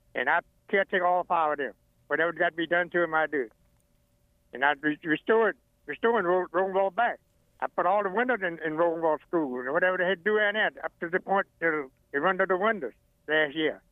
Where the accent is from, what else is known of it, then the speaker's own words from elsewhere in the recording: Sunnybank, Virginia, United States; born and raised in Sunnybank, Virginia